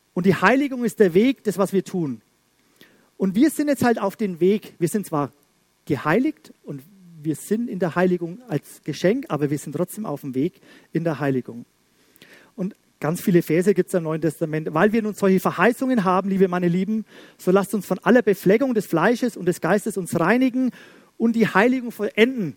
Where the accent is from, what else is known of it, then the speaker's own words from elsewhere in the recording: Schwabach, Bavaria, Germany; bei uns in Schwabach